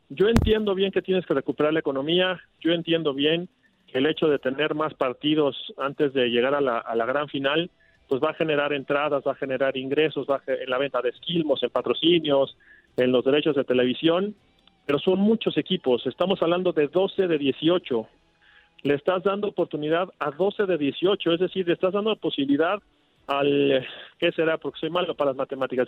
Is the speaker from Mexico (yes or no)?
yes; Mexico; como mexicanos